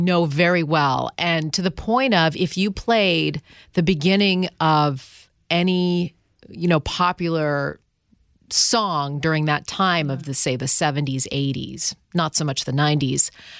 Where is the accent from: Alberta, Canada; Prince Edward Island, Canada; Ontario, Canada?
Ontario, Canada; Ottawa; moved away; she grew up in Ottawa where I grew up.